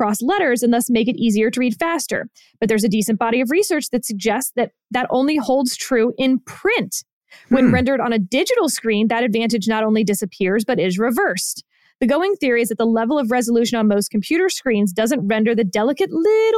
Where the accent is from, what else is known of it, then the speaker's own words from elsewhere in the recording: Houston, Texas, United States; accent: Texan; moved away as an adult; also born or lived in Boston; being from exactly Houston, Texas